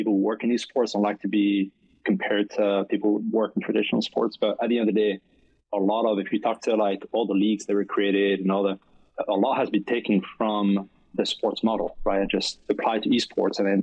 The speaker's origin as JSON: {"language": "English", "country": "France", "tie": "born or raised there", "also_born_or_lived": "Caribbean islands", "accent": "French", "second_language": "English", "moved": "as an adult", "lives_now": "Florida, United States", "said": "I grew up in France. That's where the accent is from."}